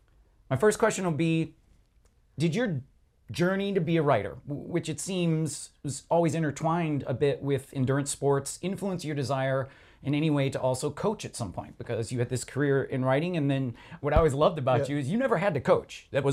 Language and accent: English; Michigan, United States; moved away; I grew up in Michigan.